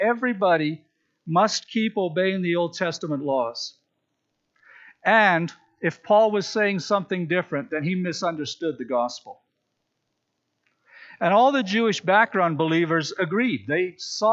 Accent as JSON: {"language": "English", "town": "Regina", "region": "Saskatchewan", "country": "Canada", "tie": "born or raised there", "said": "I grew up in Regina"}